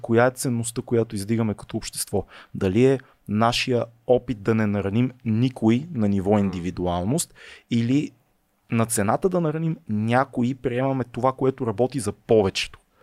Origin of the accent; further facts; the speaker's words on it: Sofia, Sofia City, Bulgaria; аз съм израснал в София